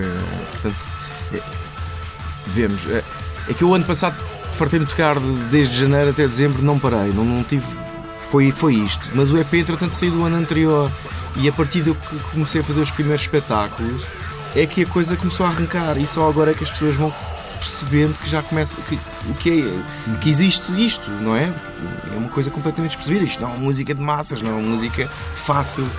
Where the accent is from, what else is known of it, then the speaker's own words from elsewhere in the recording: Portugal; also born or lived in Lisbon / Cape Verde (family, Fogo Island); eu nasci em Lisboa, nasci em Lisboa e fui colocado no bairro do Coquetejal, pá, bairro mesmo, eh, lata praticamente, mas saí muito cedo para a linha do Oeste